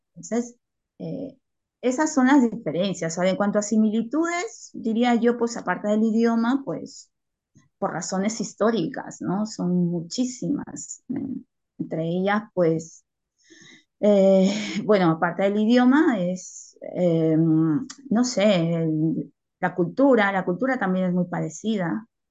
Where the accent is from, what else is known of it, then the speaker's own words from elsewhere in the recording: Peru; now in Spain; yo que soy peruana